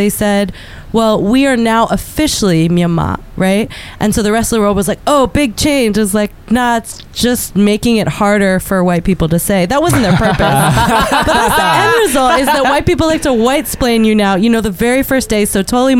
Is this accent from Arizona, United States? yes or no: yes; Phoenix, Arizona, United States; now in Washington, D.C., United States; I'm from Phoenix, Arizona.